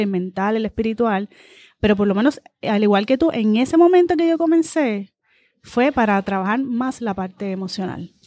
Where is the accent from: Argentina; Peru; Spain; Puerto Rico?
Puerto Rico; Guaynabo; Mi familia de parte de padres de Guaynabo, así que me crié casi toda mi vida en, en Y fui aquí a las escuelas públicas de Guaynabo